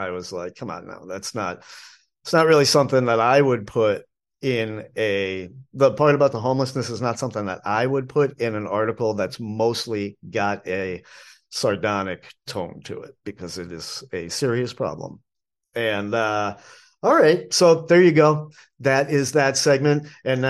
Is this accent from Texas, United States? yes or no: no; New Bedford, Massachusetts, United States; now in Asheville, United States; It's what I grew up eating in New England. Ipswich, not too far from my original birthplace of New Bedford, Massachusetts.